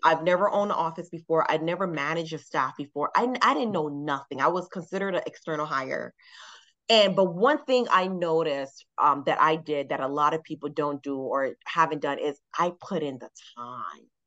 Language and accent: English; Miami, Florida, United States; moved away as an adult; now in Atlanta, United States; I'm from Miami, Florida. And I've been living here in Atlanta now for uh, almost 10 years.